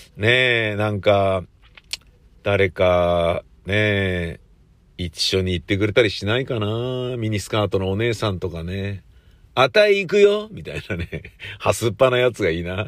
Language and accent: Japanese; Tokyo, Japan